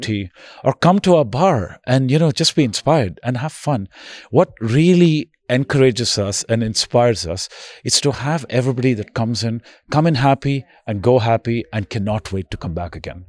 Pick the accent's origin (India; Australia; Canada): India; now in New York, United States; I'm originally from India